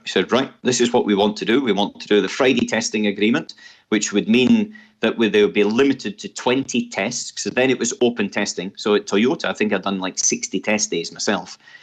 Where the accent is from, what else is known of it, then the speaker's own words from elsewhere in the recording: Scotland, United Kingdom; as a Scotsman